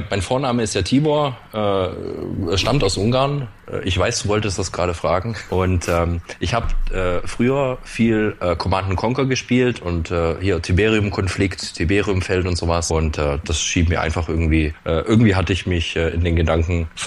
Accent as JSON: {"language": "German", "region": "Swabia", "country": "Germany", "tie": "born or raised there", "said": "Ich bin allerdings Urschwabe. Äh, ich, bin, ich bin in, in Schwaben geboren und aufgewachsen"}